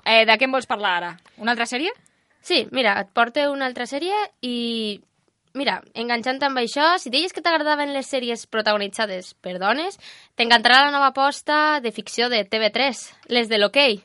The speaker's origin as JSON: {"language": "Catalan", "town": "Almussafes", "region": "Valencian Community", "country": "Spain", "said": "compartim el mateix poble, els dos som d'Almusafes"}